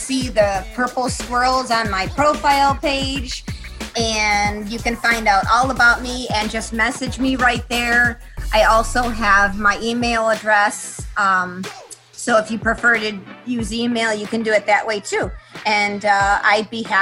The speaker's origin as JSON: {"language": "English", "town": "Buffalo", "region": "New York", "country": "United States", "tie": "born or raised there", "moved": "yes", "lives_now": "Columbus, United States", "said": "my hometown of Buffalo, New York"}